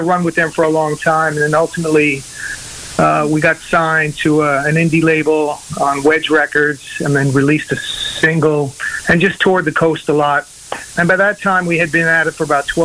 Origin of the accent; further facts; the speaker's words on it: Merrick, New York, United States; moved away as an adult; also born or lived in East Village, New York City; now in Europe; I grew up on Long Island